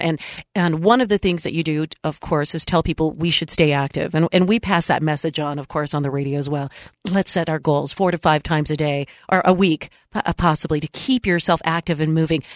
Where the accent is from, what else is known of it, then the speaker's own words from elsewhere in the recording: San Diego, California, United States; moved away; I was in my hometown, San Diego